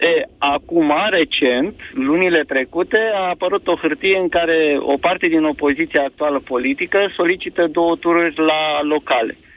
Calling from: Slobozia, Ialomița County, Romania; …, sunt de la Slobozia.

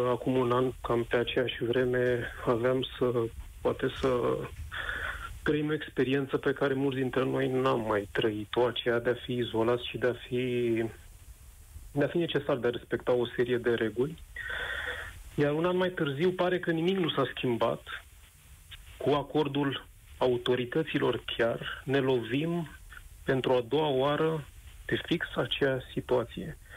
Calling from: Bucharest, Romania; Uh, te sunt din București.

